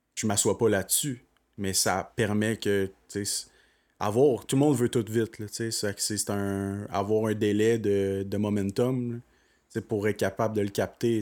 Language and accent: French; Magog, Quebec, Canada; je viens de Magog et non de Sherbrooke